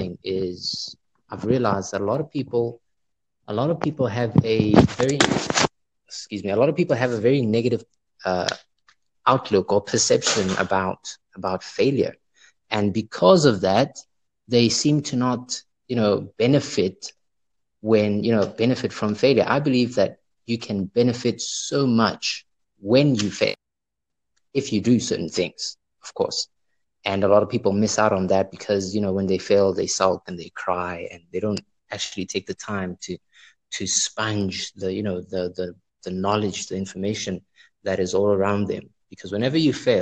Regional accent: Johannesburg, Gauteng, South Africa; also born or lived in Pretoria; I'm from Johannesburg, but I'm in Pretoria right now.

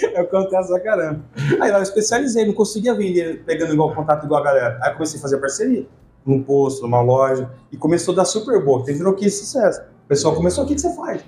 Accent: Ribeirão Preto, São Paulo, Brazil; moved away as an adult; also born or lived in Curitiba / Uberlândia / Piracicaba; Eu nasci em Ribeirão Preto e fui pra Curitiba

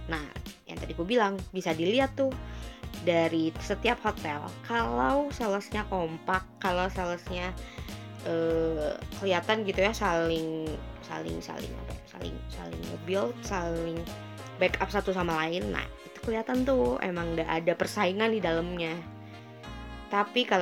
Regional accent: West Java, Indonesia; Gak apa-apa lah ya, gue kan orang Sunda juga.

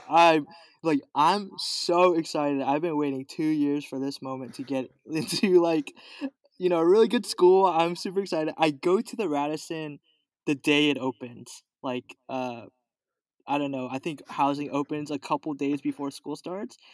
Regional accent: Los Angeles, California, United States; also born or lived in Koreatown, Los Angeles; I was born in Koreatown. Uh, moved to the Valley when I was four years old. The Great One Eight, the Eight One Eight.

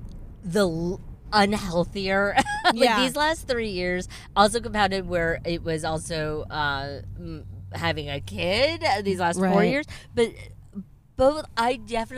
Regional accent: United States; also born or lived in New York City; I grew up in the New York media market, like right outside of New York City.

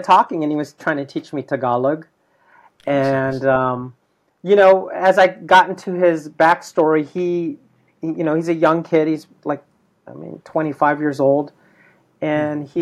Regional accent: United States; as an American, born American Filipino

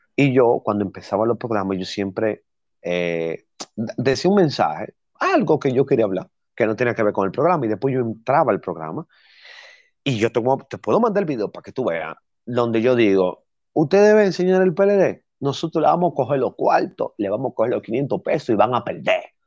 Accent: Dominican Republic; yo soy dominicana

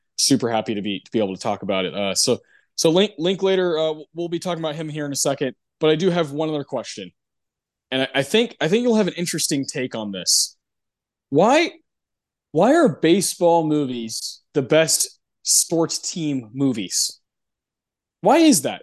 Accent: Texas, United States; I'm from Texas.

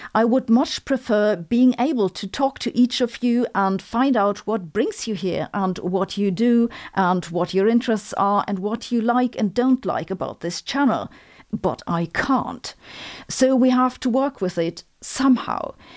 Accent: Germany; accent: German; English is a second language; my German accent

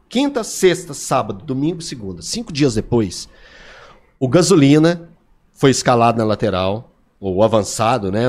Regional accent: Divinópolis, Minas Gerais, Brazil; Eu sou criado na beirada da linha, acompanhando os jogos do Guarani pulando o muro do Farião

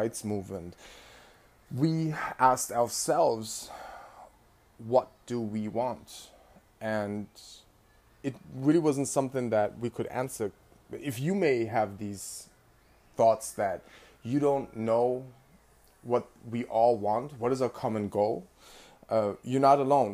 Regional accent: Bremen, Germany; now in New York, United States; I was actually born and raised in Bremen, Germany

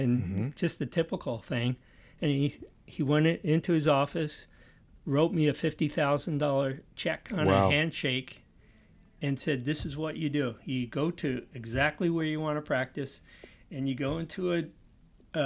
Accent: Bergen County, New Jersey, United States; moved away; I'm from New Jersey.

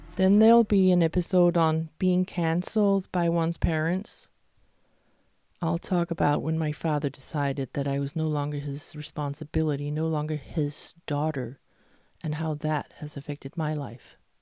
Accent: Denmark; also born or lived in Malmö, Sweden; what I grew up with in Denmark

